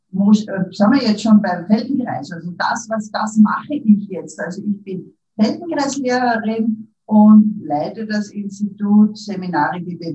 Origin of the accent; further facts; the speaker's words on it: Upper Austria, Austria; now in Vienna, Austria; Ich lebe in Wien, bin aus Oberösterreich, aber bin schon lang in Wien